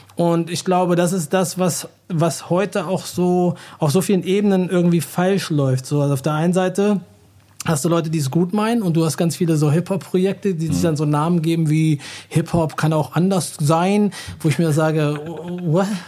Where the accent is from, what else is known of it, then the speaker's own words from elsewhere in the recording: Hanover, Lower Saxony, Germany; moved away as an adult; also born or lived in Virginia / New Jersey / New York / Rhode Island; now in Berlin, Germany; Ich habe den großen, größten Teil meiner Kindheit in Hannover verbracht und bin dann zu meiner Familie nach Amerika gezogen